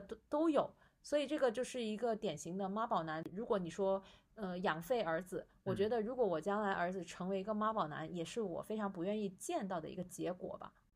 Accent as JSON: {"language": "Chinese", "region": "Guangdong", "country": "China", "said": "我广东人"}